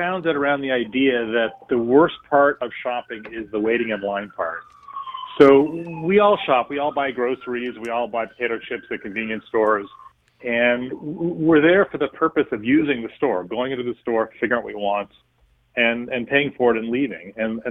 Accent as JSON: {"language": "English", "town": "Berkeley", "region": "California", "country": "United States", "tie": "born or raised there", "said": "I was born and raised in Berkeley, California, the son of a physics professor and a psychoanalyst."}